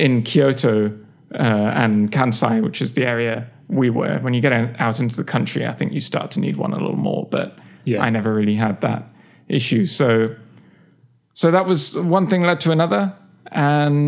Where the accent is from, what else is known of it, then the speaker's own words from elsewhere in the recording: England, United Kingdom; moved away as an adult; also born or lived in Oxford; now in United States; I grew up in England